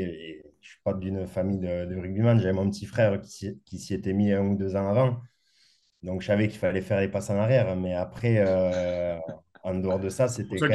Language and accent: French; Castres, Occitania, France; moved away as an adult; also born or lived in Morbihan / Perpignan; j'ai grandi à Castres, donc un peu loin de la mer